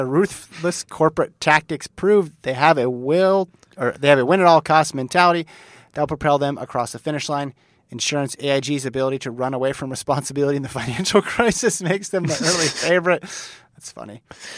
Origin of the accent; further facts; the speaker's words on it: Australia; I don't know of a single indoor track in my hometown. I'd be willing to bet that all our Australian national records on indoor track can be explained by Australian student athletes